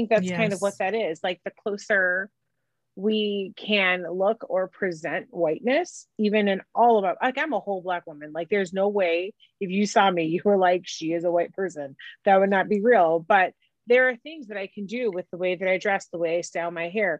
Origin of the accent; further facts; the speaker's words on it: Chicago, Illinois, United States; accent: North Side of Chicago; I talk like I'm from the North Side of Chicago